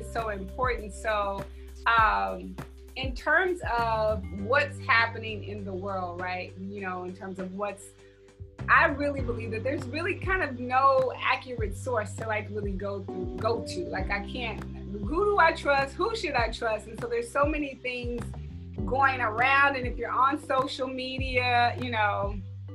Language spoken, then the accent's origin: English; the South, United States; I grew up in the South